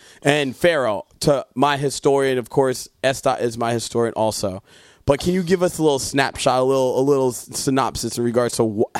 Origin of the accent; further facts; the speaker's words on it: Jamaica; And I'm Jamaican, so we don't eat that type.